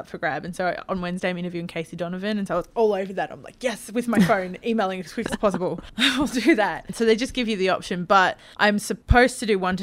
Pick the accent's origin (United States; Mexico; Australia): Australia; Newcastle, New South Wales; now in Victoria, Australia; I moved from Newcastle